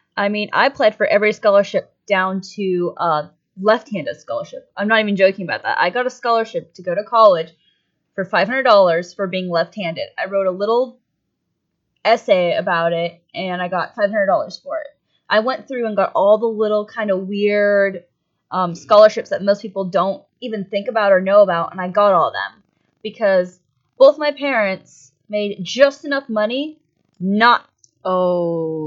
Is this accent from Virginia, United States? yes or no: no; Erie, Pennsylvania, United States; I grew up here in the Erie area, right next to the Great Lakes